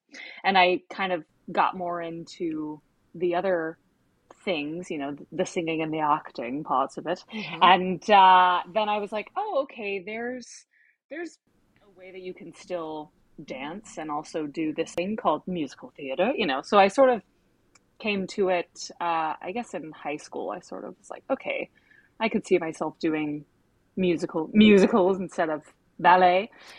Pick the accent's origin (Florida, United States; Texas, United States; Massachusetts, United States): Texas, United States; Dallas; moved away as an adult; also born or lived in Cincinnati, Ohio; now in New York City, United States; I'm originally from Dallas, Texas